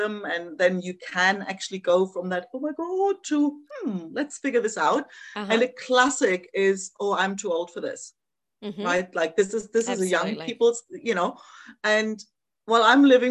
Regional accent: East Germany, Germany; moved away; I grew up in East Germany

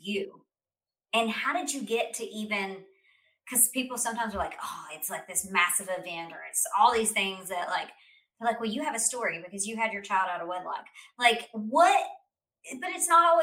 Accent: United States; as an American

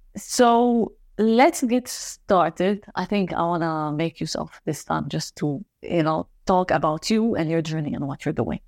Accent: Lebanon; moved away; maybe I'm from Lebanon as well.

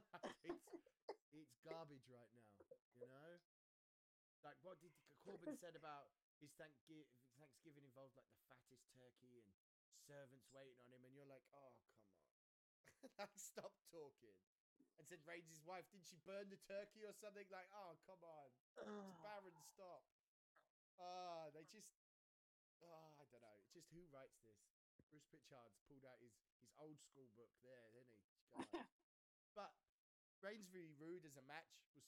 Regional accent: United Kingdom; as a Brit

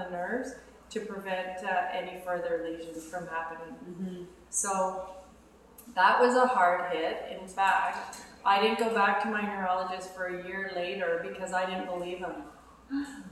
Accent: Ottawa, Ontario, Canada; I grew up in Ottawa, and I grew up in a very athletic family.

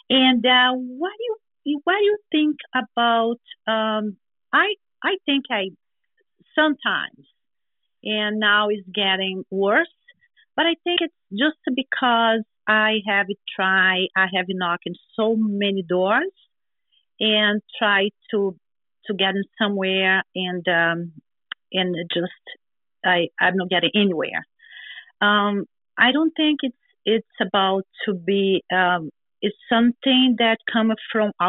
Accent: Brazil; moved away as an adult; now in United States; uh, I'm from Brazil. Came to United States 21 years ago at age 38

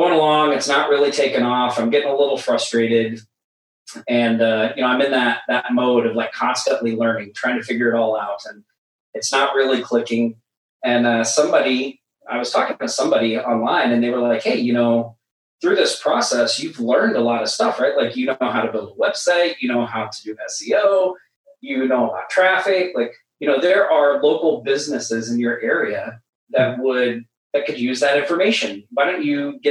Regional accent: Oklahoma, United States; moved away as an adult; now in Maui, United States; I'm originally from Oklahoma. I haven't always lived in Maui. I moved here in 2010

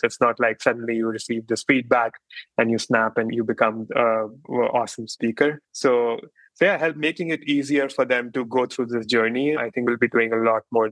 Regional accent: India; moved away as an adult; now in Bay Area, United States; I grew up in India and then, but I've been in US and the Bay Area mostly for the last 10, 12 years.

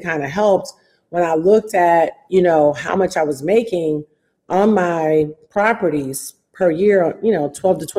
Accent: Detroit, Michigan, United States; Detroit, and which is my hometown

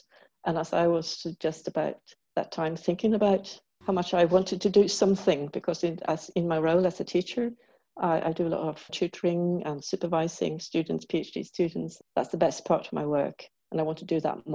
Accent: Sweden; also born or lived in England; I'm from Sweden.

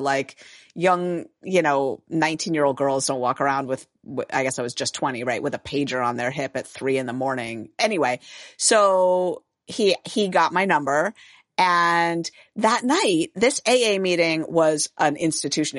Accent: San Francisco, California, United States; I'm from San Francisco, born and raised

